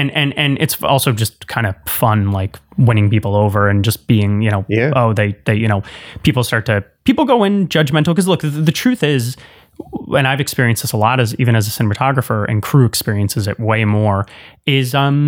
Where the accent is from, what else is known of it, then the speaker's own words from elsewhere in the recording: New York area, United States; I'm from the New York area, so I've got thick skin.